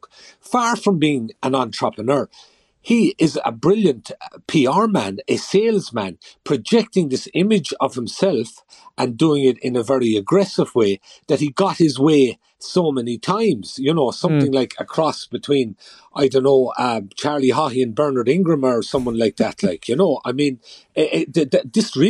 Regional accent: Kerry, Munster, Ireland; I'm from Kerry

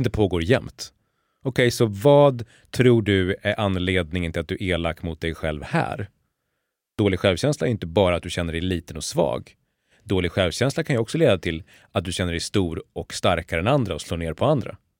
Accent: Borlänge, Dalarna County, Sweden; jag har vuxit upp i Borlänge

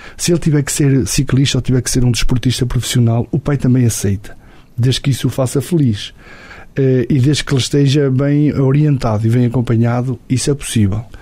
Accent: Portugal; Eu chegava ao alto da minha aldeia e via a Senhora da Graça

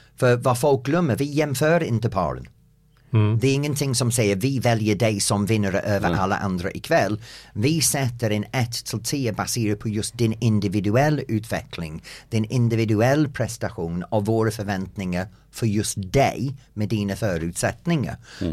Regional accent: England, United Kingdom; Swedish is a second language; moved away as an adult; also born or lived in United States; now in Sweden; som engelsman och bott i USA

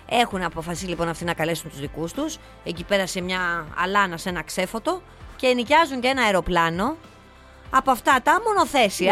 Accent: Arta, Epirus, Greece; στα μέρη μου, που στην Άρτα

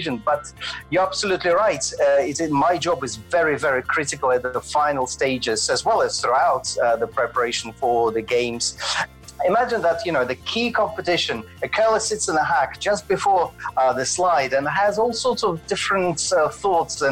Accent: Moscow, Russia; moved away as an adult; also born or lived in Glasgow / Edinburgh; now in Scotland, United Kingdom; I was born in Moscow and trained in Moscow Ballet Academy and danced professionally as a classical

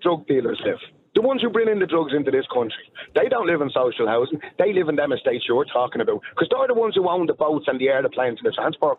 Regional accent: Ireland; We're from Ireland, yeah?

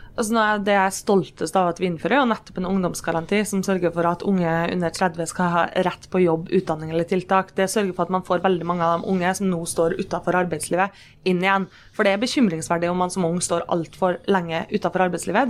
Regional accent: Kristiansund, Møre og Romsdal, Norway; Når jeg er hjemme i Kristiansund

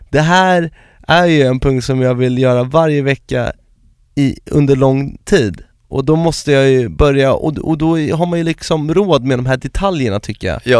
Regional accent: Malmö, Skåne, Sweden; Jag växte upp på Lindängen i Malmö och tillbringade mina första nio år på Folksholmsgatan. Världens bästa plats.

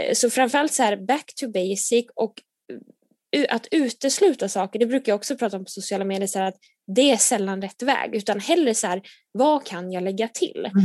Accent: Nyköping, Södermanland, Sweden; moved away as an adult; now in Gothenburg, Sweden; jag kommer från Nyköping från början

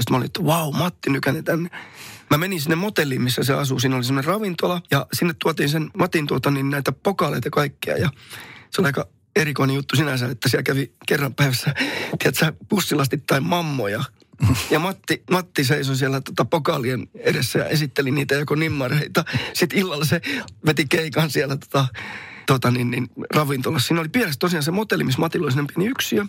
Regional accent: Somero, Southwest Finland, Finland; kotikylässäni, missä vieläkin asun, niin tuota Somerolla

